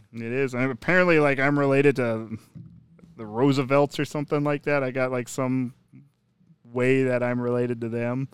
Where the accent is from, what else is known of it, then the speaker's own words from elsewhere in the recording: Minnesota, United States; moved away; growing up in Minnesota